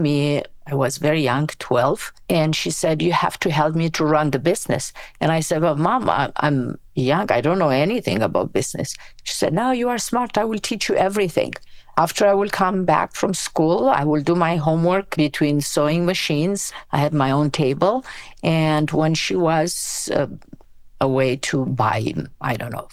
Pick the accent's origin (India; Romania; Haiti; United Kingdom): Romania; English is a second language; moved away as an adult; now in United States; I was born in Romania from an immigrant family. My grandparents emigrated from Macedonia in 1939. So yeah, I grew up in Romania